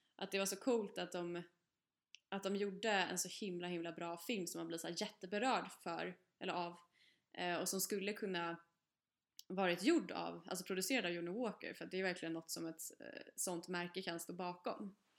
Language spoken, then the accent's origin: Swedish; Stockholm area, Stockholm County, Sweden; moved away; vi har ju bott, eh, med pendeltågsavstånd till stan